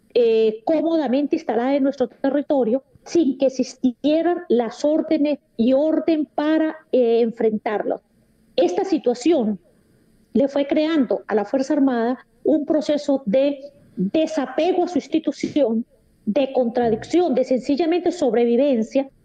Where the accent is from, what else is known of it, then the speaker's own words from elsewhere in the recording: Venezuela; como venezolana